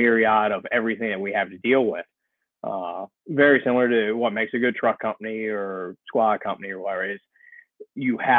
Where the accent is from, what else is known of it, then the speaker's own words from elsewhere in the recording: Ocean City, Maryland, United States; moved away as an adult; also born or lived in Prince George's County, Maryland / Howard County, Maryland; I was born and raised down in Ocean City